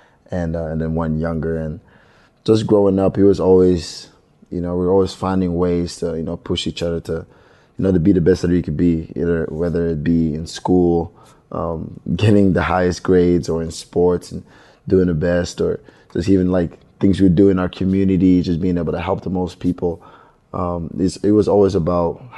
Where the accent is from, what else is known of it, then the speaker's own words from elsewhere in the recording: Belgium; I was born in Belgium